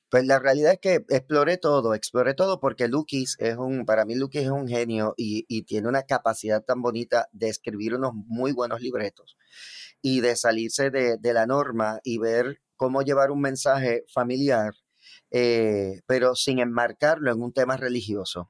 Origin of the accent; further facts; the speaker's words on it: Bayamón, Puerto Rico; yo soy natural de Bayamón, Puerto Rico, específicamente el barrio Santa Olaya.